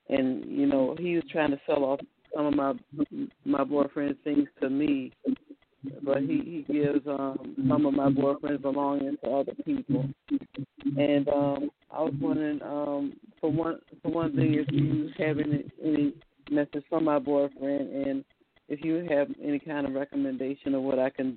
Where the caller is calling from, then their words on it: Virginia, United States; I'm calling from Virginia